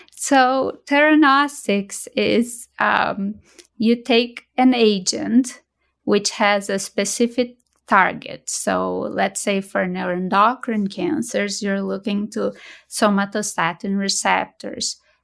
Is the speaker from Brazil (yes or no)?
yes; Brazil; moved away as an adult; also born or lived in Boston; now in United States; I'm originally from Brazil and, uh, I trained previously in Brazil